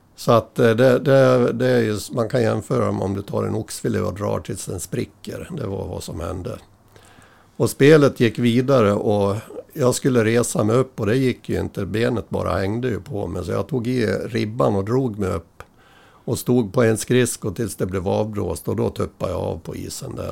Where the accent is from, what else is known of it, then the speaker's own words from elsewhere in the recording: Äppelbo, Dalarna County, Sweden; also born or lived in Dala-Järna; i Äppelbo, där är jag född, eh, ja, på Malungs BB rättare sagt